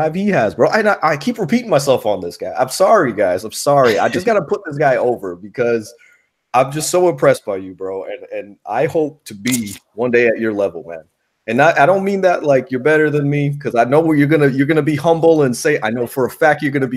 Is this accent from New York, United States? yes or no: yes; New York, United States; now in Tampa, United States; I'm a New Yorker